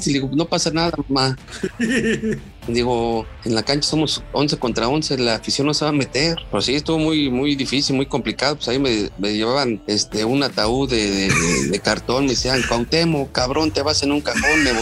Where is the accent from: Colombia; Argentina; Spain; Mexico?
Mexico; Pues ya sabes que yo pues, soy mexicano, cabrón